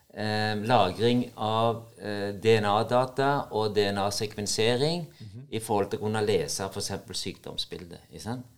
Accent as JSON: {"language": "Norwegian", "country": "Norway", "said": "Selv om det er et amerikansk selskap som betaler lønna mi, så er jeg nordmann."}